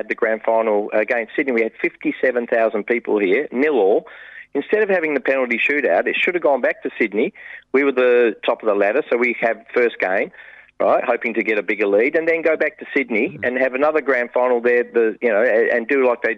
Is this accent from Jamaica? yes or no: no; England, United Kingdom; now in Australia; I was born in England